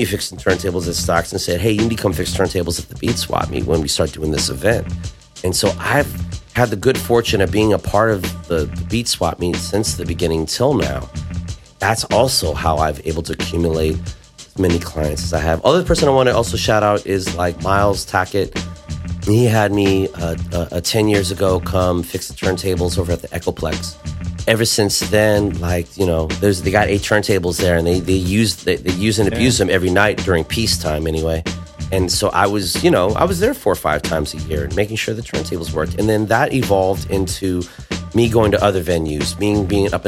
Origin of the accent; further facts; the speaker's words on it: Cerritos, California, United States; I'm from Cerritos